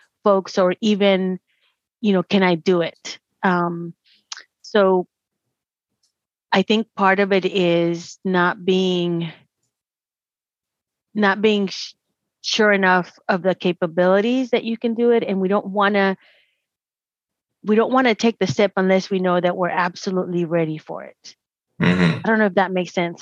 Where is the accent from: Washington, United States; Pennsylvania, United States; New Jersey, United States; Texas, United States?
Texas, United States; Dallas; I was born and raised in Dallas